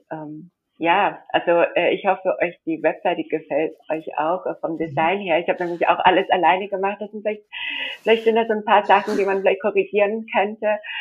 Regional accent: India; moved away as an adult; now in Germany; weil ich bin in Indien aufgewachsen, also ich bin in Deutschland geboren.

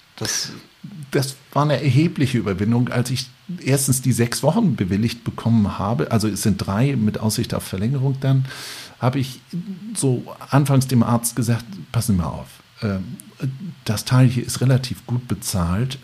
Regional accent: Lübeck, Schleswig-Holstein, Germany; ich bin Lübecker

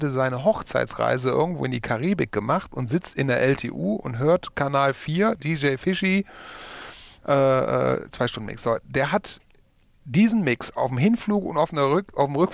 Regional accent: Essen, North Rhine-Westphalia, Germany; weil ich komme auch aus Essen.

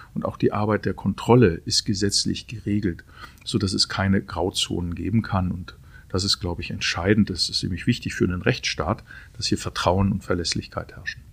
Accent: Aalen-Heidenheim constituency, Baden-Württemberg, Germany; moved away as an adult; also born or lived in Hermeskeil; in meiner Heimat, wo ich aufgewachsen bin, aber nicht 27 Jahre mehr gelebt habe

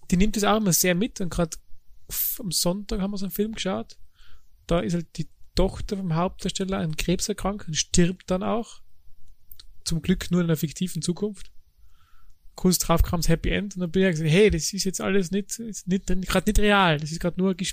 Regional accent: Tyrol, Austria; now in Germany; Als Tiroler.

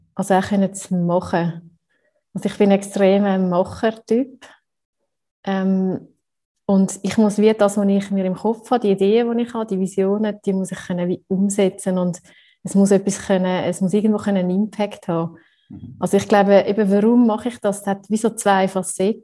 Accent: Switzerland; wenn man so als Schweizer oft den Perfektionsanspruch hat

